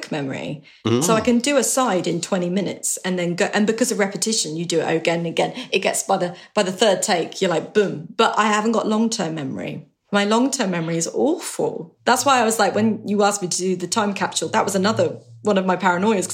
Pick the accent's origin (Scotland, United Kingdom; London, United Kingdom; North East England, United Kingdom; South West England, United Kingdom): South West England, United Kingdom; West Country; I was from the West Country